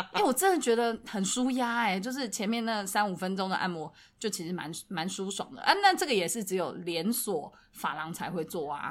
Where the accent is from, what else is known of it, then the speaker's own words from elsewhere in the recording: Taiwan; 我们从小在台湾长大